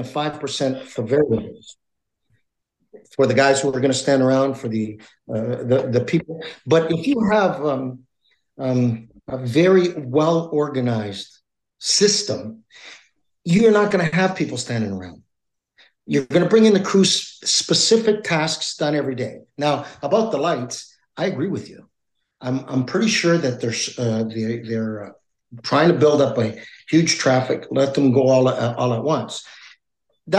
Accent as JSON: {"language": "English", "town": "Toronto", "region": "Ontario", "country": "Canada", "tie": "born or raised there", "said": "I was born and raised in Toronto."}